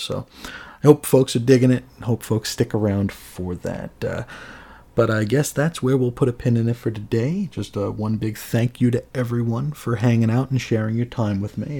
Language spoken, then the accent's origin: English; New York City, New York, United States; now in Phoenix area, United States; I grew up in New York, New York City